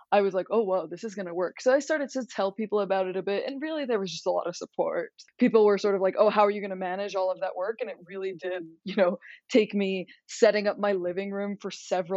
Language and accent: English; Boise, Idaho, United States; moved away as an adult; now in Los Angeles, United States; I'm originally from Boise, Idaho, but I live in Los Angeles, California now.